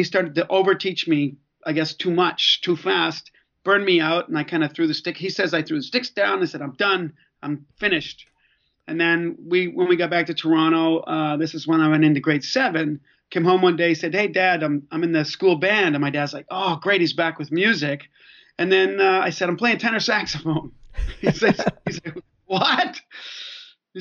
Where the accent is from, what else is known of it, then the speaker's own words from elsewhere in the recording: Belfast, Northern Ireland, United Kingdom; I was born in Belfast, Northern Ireland, so I'm Irish